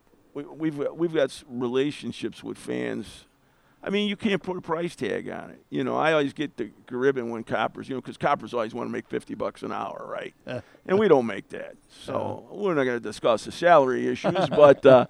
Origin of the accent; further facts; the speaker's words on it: Chicago, Illinois, United States; I grew up on the West Side